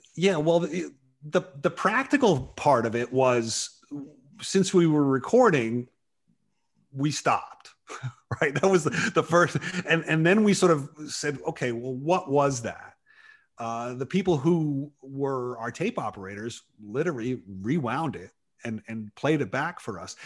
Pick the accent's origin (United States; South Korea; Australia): United States; New York; I grew up in New York